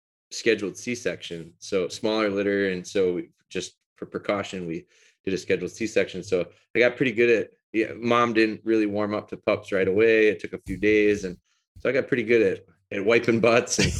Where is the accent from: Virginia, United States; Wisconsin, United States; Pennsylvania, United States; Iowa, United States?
Wisconsin, United States; Green Bay; also born or lived in Rhinelander, Wisconsin / Pulaski, Wisconsin; I moved down here in elementary school and lived around the Green Bay area